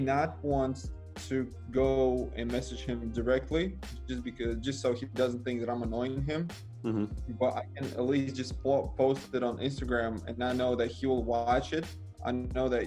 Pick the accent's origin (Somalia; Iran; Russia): Russia; Siberia; moved away as an adult; also born or lived in Moscow / St. Petersburg / China / Miami; Siberia, my hometown